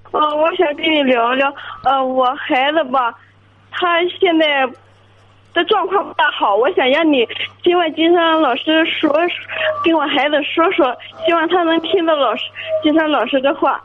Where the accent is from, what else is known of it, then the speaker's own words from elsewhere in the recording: Jinan, Shandong, China; 我是，呃，历城区的吧